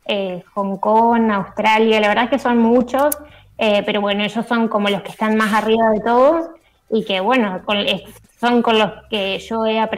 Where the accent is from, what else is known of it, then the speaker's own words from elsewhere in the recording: Gualeguay, Entre Ríos, Argentina; Sí, soy psicóloga social, vivo en Gualeguay, Entre Ríos